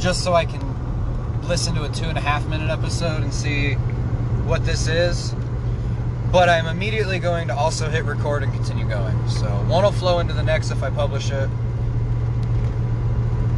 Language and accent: English; Nevada, United States; I'm from Nevada